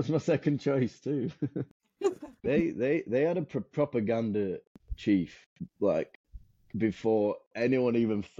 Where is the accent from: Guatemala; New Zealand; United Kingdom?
United Kingdom; England; no, whoa, we don't get those in England.